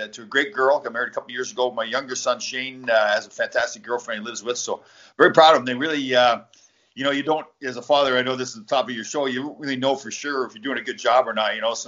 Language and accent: English; Canada; moved away as an adult; also born or lived in Michigan; I grew up in Canada on the dairy farm